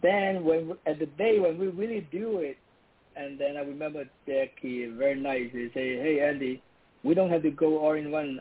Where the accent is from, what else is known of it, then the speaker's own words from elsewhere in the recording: Hong Kong; moved away as an adult; now in United States; I'm from Hong Kong.